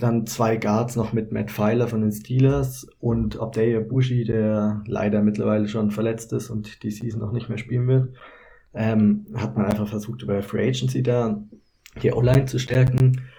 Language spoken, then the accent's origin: German; Kempten, Bavaria, Germany; moved away as an adult; now in Cologne, Germany; eigentlich komme ich aus Kempten in Bayern, aber ich mache derzeit mein Praktikum in Köln